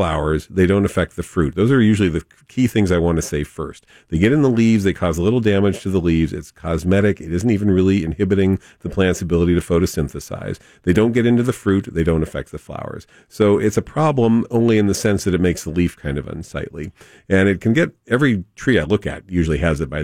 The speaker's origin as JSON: {"language": "English", "town": "San Diego", "region": "California", "country": "United States", "tie": "born or raised there", "said": "growing up in La Jolla."}